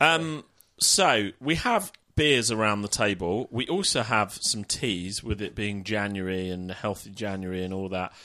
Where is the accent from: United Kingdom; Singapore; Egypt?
United Kingdom; Middlesex, next door to Wembley, London; I am from Middlesex, next door to Wembley